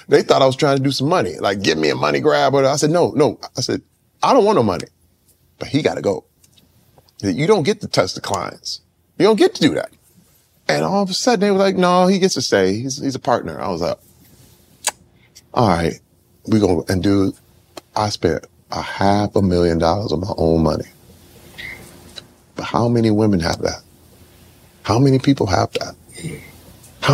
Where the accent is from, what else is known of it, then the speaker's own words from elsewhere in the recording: Flint, Michigan, United States; I'm from Flint